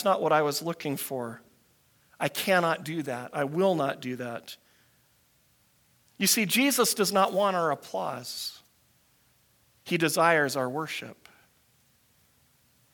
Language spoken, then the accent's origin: English; United States; moved away; I grew up in the States